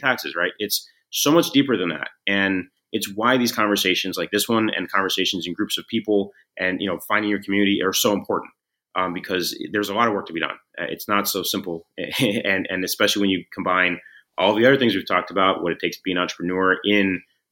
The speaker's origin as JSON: {"language": "English", "town": "San Francisco", "region": "California", "country": "United States", "tie": "born or raised there", "said": "growing up in San Francisco"}